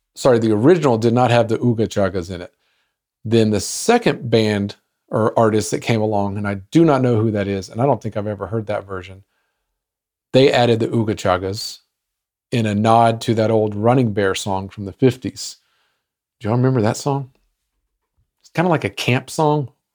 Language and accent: English; Arlington, Texas, United States; my hometown of Arlington, Texas.